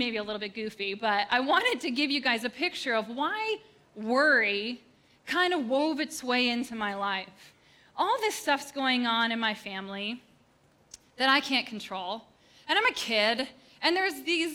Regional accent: Upper Peninsula of Michigan, United States; We grew up in the Upper Peninsula of Michigan and a town of, I think, 400 people

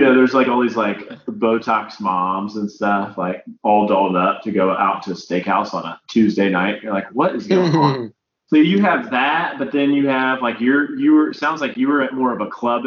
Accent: Indianapolis, Indiana, United States; now in Houston, United States; my hometown, Indianapolis

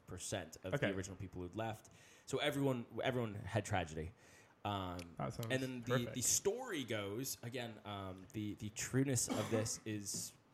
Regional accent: United States; moved away as an adult; now in England; coming as an American

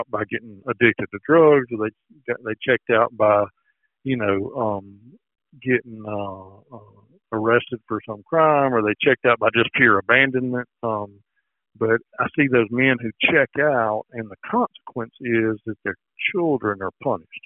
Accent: Alabama, United States; growing up in Alabama

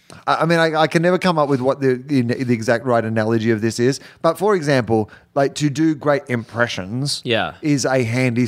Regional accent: Australia; moved away as an adult; now in United States; when I grew up in Australia

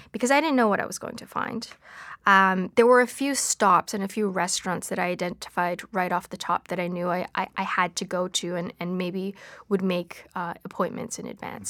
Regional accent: Vancouver, British Columbia, Canada; moved away; growing up in Vancouver at the time

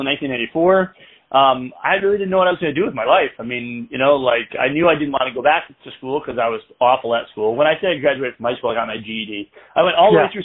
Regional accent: Michigan, United States; moved away; I'm originally from Michigan

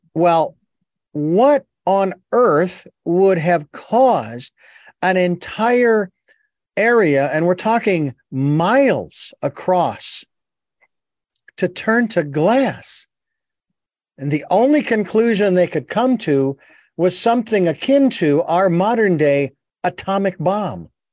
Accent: Arizona, United States; in Arizona, my home state

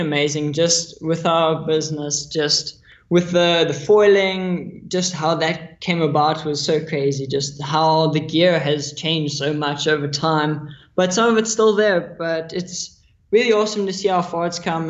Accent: Maui, Hawaii, United States; Yeah, so I grew up in Maui, Hawaii. My parents moved there a while ago.

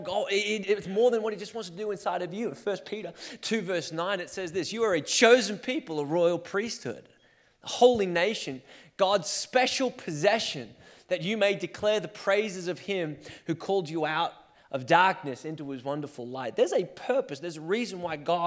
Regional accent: Australia; now in Portland, United States; I was born and raised in Australia and then made my way to Portland

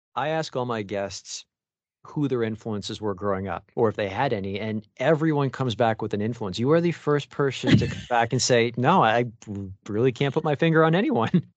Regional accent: Mississauga, Ontario, Canada; now in Toronto, Canada; I'm from Mississauga, so I'm just literally one town over

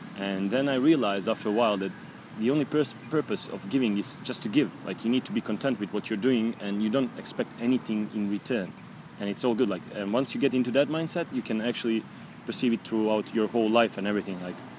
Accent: Gornji Milanovac, Šumadija and Western Serbia, Serbia; moved away as an adult; now in Cambodia; I'm from Serbia, a little small country in Balkans. 7 million of us, I guess. 8 maybe. I'm from a small town called Gornji Milanovac, but I spend most of my time in the village

